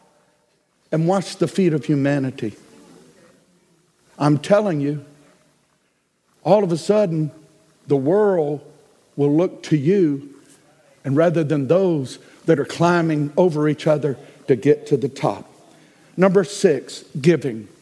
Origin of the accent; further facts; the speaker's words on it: United States; I am an American